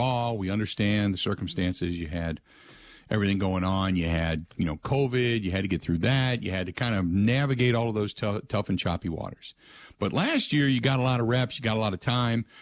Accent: Cincinnati, Ohio, United States; growing up in Ohio, growing up in Cincinnati

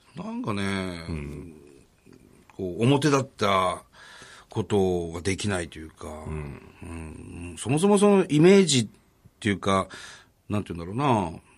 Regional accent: Tohoku, Japan; 僕らの地元のね、うん、えー、東日本大震災があった被災地

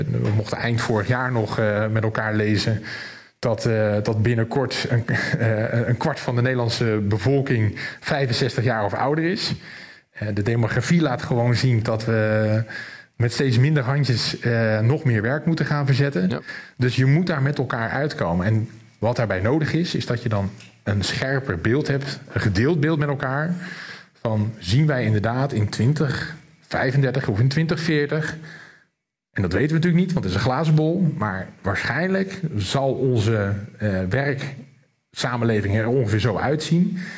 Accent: Rotterdam, South Holland, Netherlands; als een echte Rotterdammer

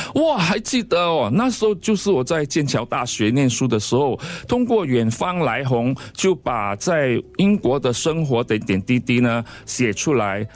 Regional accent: Singapore; 我是在，呃，七八岁的时候就搬到牛车水去住

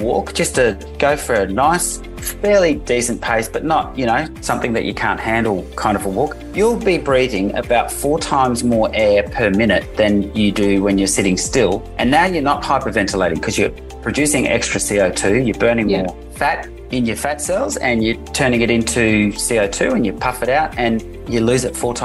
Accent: Netherlands; moved away; I grew up in the Netherlands

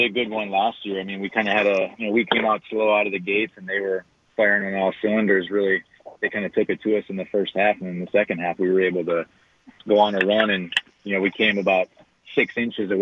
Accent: La Crosse, Wisconsin, United States; also born or lived in Kenosha, Wisconsin; I spent 3 years back in my hometown up in La Crosse at La Crosse Central

